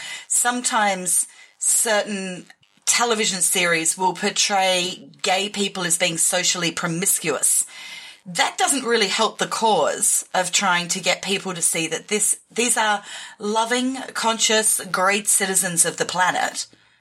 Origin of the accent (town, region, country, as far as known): Australia